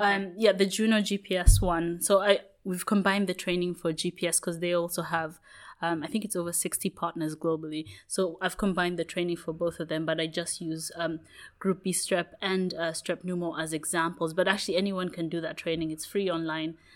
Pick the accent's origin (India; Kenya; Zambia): Kenya; moved away; also born or lived in United Kingdom; I grew up in Kenya